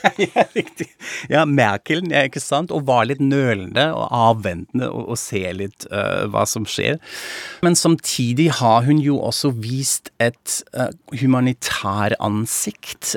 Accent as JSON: {"language": "Norwegian", "town": "Frankfurt am Main", "region": "Hesse", "country": "Germany", "moved": "yes", "lives_now": "Norway", "said": "jeg er tysk, fra Frankfurt am Main"}